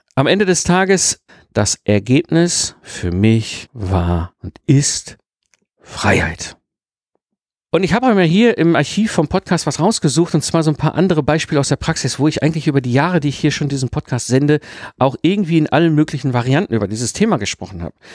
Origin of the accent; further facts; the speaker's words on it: Ruhr area, North Rhine-Westphalia, Germany; ich bin ja im Ruppert geboren und groß geworden, also so schön zwischen Kohle und Stahl